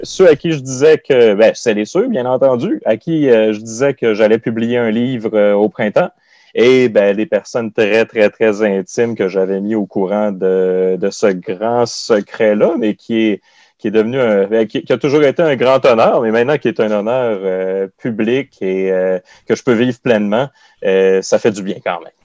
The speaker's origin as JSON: {"language": "French", "area": "Côte-Nord", "region": "Quebec", "country": "Canada", "tie": "born or raised there", "said": "la Côte-Nord, qui est ma région natale"}